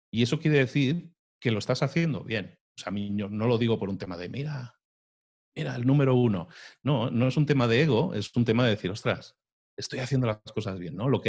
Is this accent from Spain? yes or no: yes; Spain; now in Mexico; Aparte yo soy español viviendo en México, y yo tengo una curiosa mezcla en el tono